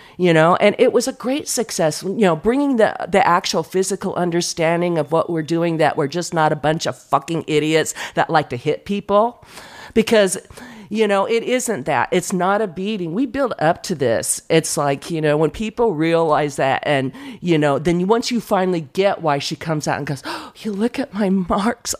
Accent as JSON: {"language": "English", "town": "San Diego", "region": "California", "country": "United States", "tie": "born or raised there", "said": "I grew up in San Diego"}